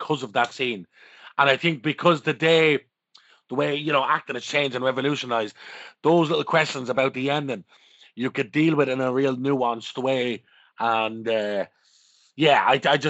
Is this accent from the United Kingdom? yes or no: no; Dublin, Leinster, Ireland; growing up in Darndale and looking at the gangsters and respecting them